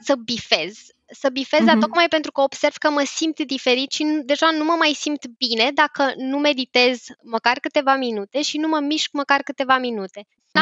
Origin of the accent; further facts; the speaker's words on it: Romania; noi ca români